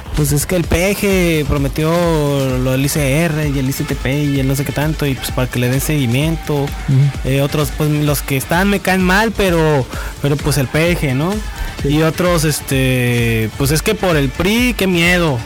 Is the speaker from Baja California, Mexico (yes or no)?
yes; Baja California, Mexico; como mexicanos, como baja californianos